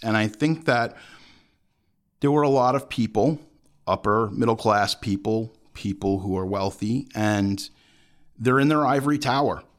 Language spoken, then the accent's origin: English; United States; as American citizens